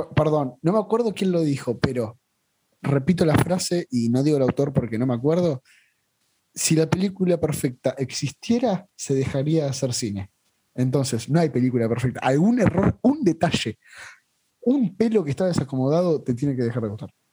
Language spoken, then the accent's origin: Spanish; La Plata, Buenos Aires Province, Argentina; siendo platense